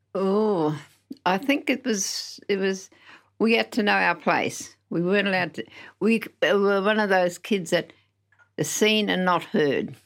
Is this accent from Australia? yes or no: yes; Narrogin, Western Australia, Australia; also born or lived in Geraldton; I'm from Narrajin in the Southwest